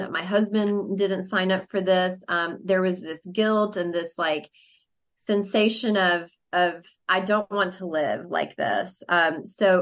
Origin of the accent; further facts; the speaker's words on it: Mexico City, Mexico; moved away; because I'm from Mexico City.